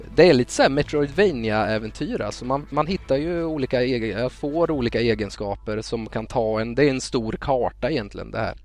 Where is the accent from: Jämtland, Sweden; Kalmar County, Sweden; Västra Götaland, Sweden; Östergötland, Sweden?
Kalmar County, Sweden; Västervik; moved away; Jag kommer ju från Västervik från början